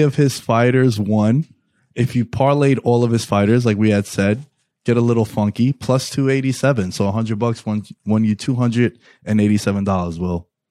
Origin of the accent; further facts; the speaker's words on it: New York City, New York, United States; my hometown, New York City